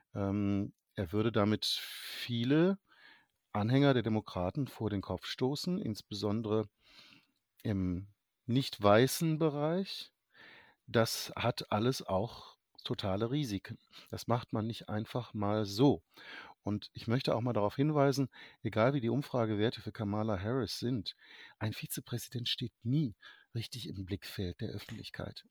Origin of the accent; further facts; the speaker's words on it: Germany; als Deutscher äh, zugegebenermaßen USA-Historiker, aber eben als Deutscher